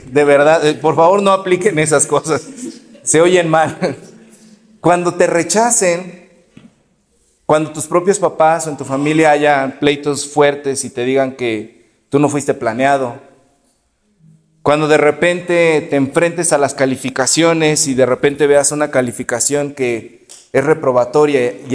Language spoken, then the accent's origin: Spanish; Exlalpan, State of Mexico, Mexico; now in Anáhuac, Mexico; yo hablo de donde yo vengo, en Exlalpan, la gente está peleada, es gente muy liosa, lo sabe la pastora que también estuvo allá. Pero aquí en Anáhuac yo sé que eso no pasa